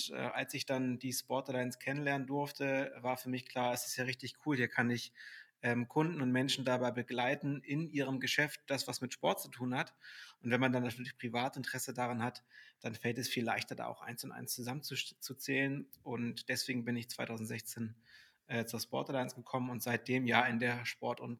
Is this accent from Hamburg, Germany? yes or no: yes; Hamburg, Germany; ich bin 35 und ich bin Hamburger Jung und äh, spreche auch gerade ähm, aus Hamburg zu euch.